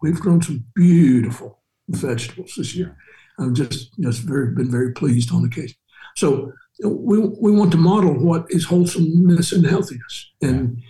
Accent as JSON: {"language": "English", "region": "Alabama", "country": "United States", "tie": "born or raised there", "said": "where I grew up in Alabama, a truck farm."}